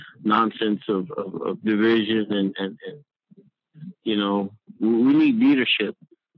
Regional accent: Alamo, Texas, United States; I'm 51 years old, and I'm from Alamo, Texas.

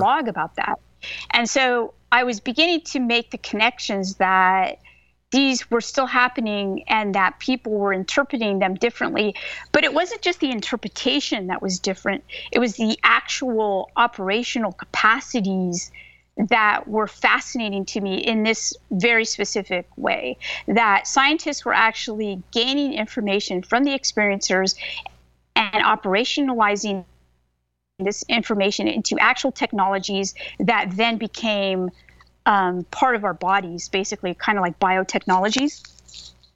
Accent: California, United States; also born or lived in Bay Area, California / Folsom Lake, California; now in Southern United States; I'm a professor of religion, and I grew up in California

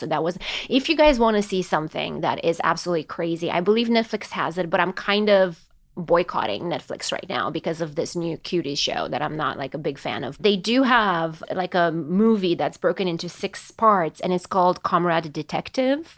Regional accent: Romania; now in United States; I was born and raised in Romania

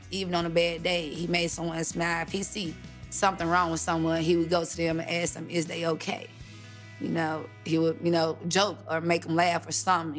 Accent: Forest, Mississippi, United States; We was raised in Forest, Mississippi. It's a small country town, very quiet.

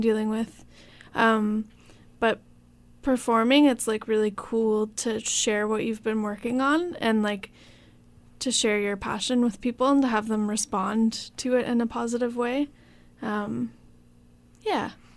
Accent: Newmarket, Ontario, Canada; moved away as an adult; now in Hamilton, Canada; originally we're both from, well, I'm from Newmarket

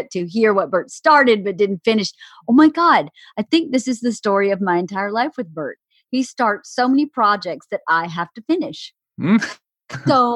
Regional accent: the South, United States; growing up in the South

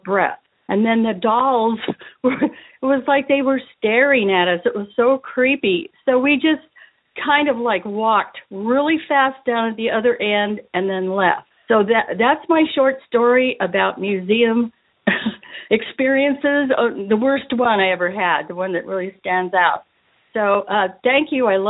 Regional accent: California, United States; now in Louisiana, United States; I'm from California, and I actually live in Louisiana now

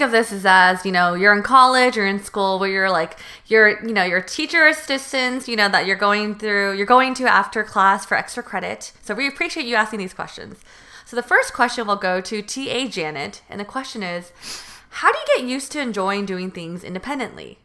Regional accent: Northern California, United States; moved away as an adult; now in Los Angeles, United States; I did choose a college in Southern California when I'm from North NorCal.

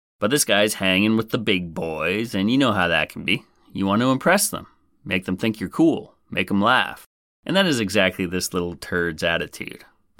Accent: Nebraska, United States; somewhere in my home state of Nebraska, the good life

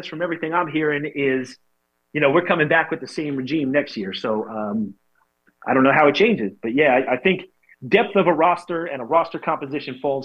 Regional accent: New York, United States; just as a New Yorker

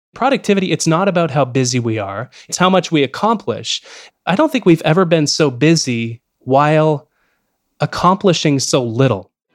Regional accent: Canada; as a Canadian

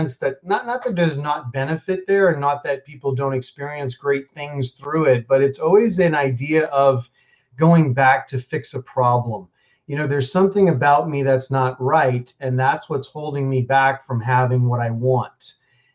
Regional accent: New York City, New York, United States; moved away as an adult; also born or lived in Boulder, Colorado; I grew up pretty middle class in New York City. I grew up in Queens

